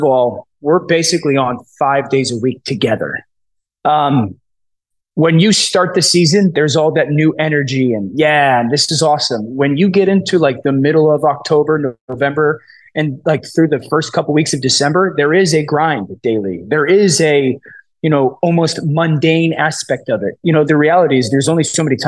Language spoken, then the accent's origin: English; Connecticut, United States; I'm from Connecticut. I was born and raised here. I live here now